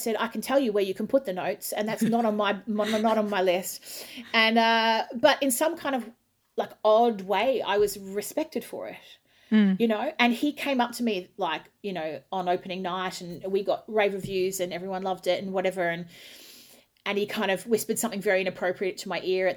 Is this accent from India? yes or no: no; Australia; moved away; I'm an Aussie